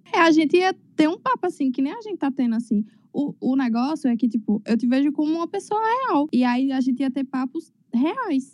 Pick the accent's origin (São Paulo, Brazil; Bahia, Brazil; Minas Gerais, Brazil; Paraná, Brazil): Bahia, Brazil; Paulo Afonso; Eu sou de Paulo Afonso